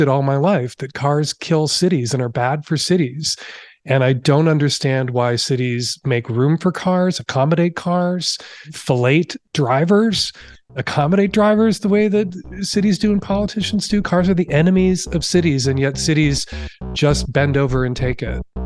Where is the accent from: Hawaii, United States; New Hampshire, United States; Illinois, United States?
Illinois, United States; Chicago; now in Seattle, United States; I grew up in Chicago